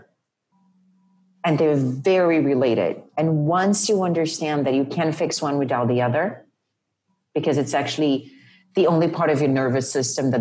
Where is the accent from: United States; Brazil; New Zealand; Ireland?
Brazil; Rio de Janeiro; moved away; And I grew up in Rio.